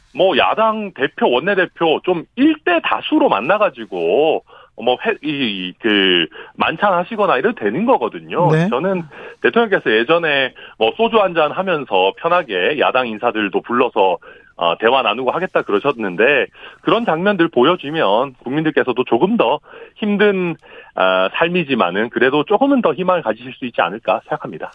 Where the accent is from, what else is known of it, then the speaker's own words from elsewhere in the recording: Daegu, South Korea; moved away; also born or lived in Suncheon; 대구가 제 고향이니까, 네. 저는 대구에서 일정 부분 살고 학교도 다니고 했기 때문에